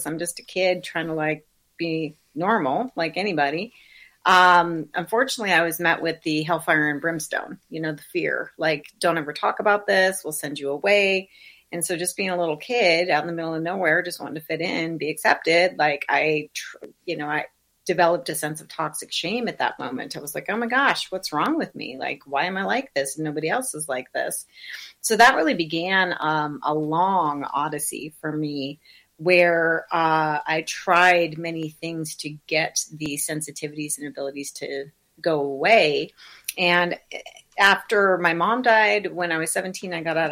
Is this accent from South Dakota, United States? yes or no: yes; South Dakota, United States; I was raised in South Dakota in the Midwest, in the middle of nowhere in a very small town, pre-internet